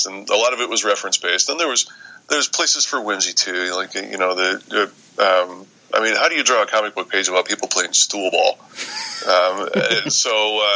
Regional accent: Michigan, United States; I'm from Michigan

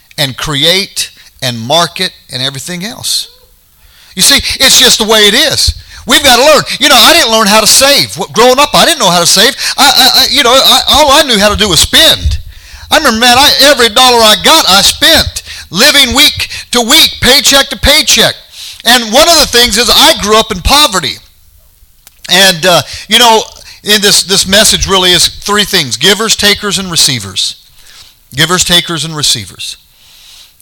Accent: United States; as an American

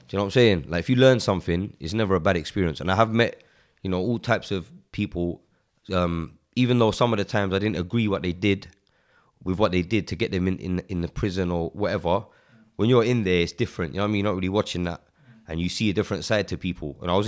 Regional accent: Walthamstow, London, United Kingdom; Yeah, I grew up in Waltham Forest

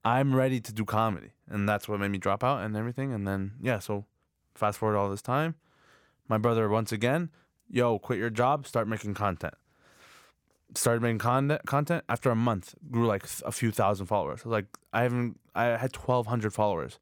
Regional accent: Markham, Ontario, Canada; I was born in Canada.

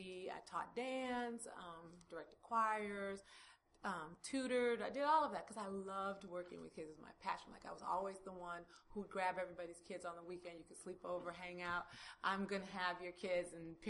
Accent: Chicago, Illinois, United States; moved away as an adult; also born or lived in Durham, North Carolina; now in North Carolina, United States; So I'm originally from Chicago, born and bred Windy City girl

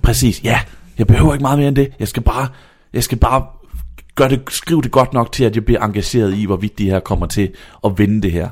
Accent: Vejle, Southern Denmark, Denmark; jeg er fra Vejle

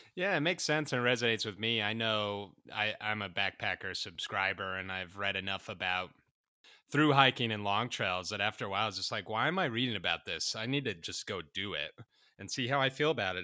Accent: Utah, United States; the one in my home state of the Wasatch Range

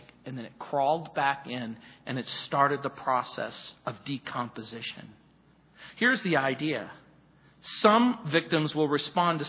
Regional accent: United States; When I was growing up in the Mojave Desert

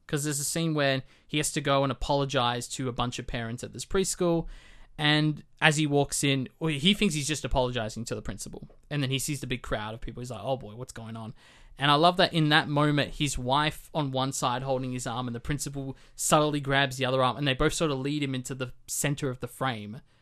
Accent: Australia; as an Australian

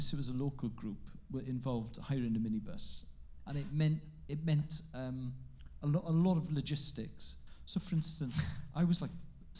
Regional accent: Carmarthen, Wales, United Kingdom; first language Welsh; English is a second language; I'm gonna place the festival in West Wales, because that's where I grew up. And the thing with growing up in Carmarthen

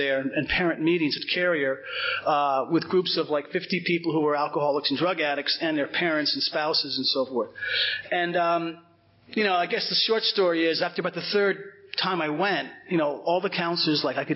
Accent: Cedar Grove, New Jersey, United States; I grew up in Cedar Grove, which is right over the hill here.

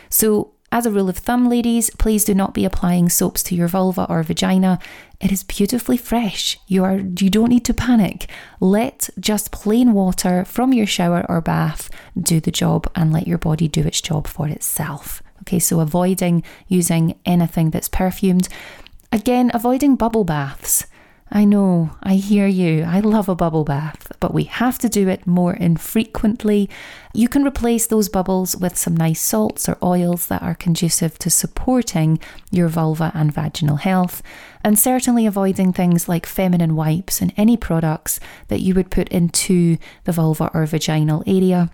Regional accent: Scotland, United Kingdom; accent: Scottish; my Scottish accent

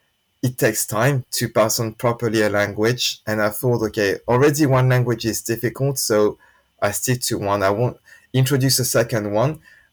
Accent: France; first language French and Japanese; English is a second language; now in London, United Kingdom; I grew up bilingual, French, Japanese. So from the beginning, I had two languages in my life. And I grew up in France and learning Japanese in Saturday school and then at school because I went to an international school.

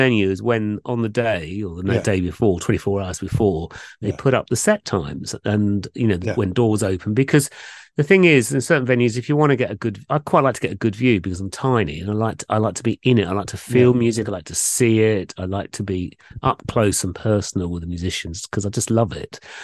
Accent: London, United Kingdom; moved away; growing up in London, going from the east part on the Central Line through to the west part near Uxbridge

